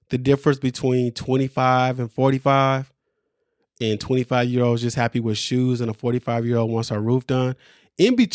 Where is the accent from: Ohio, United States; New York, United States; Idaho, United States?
New York, United States; Brooklyn; I, I grew up in Brooklyn. I got my ass jumped.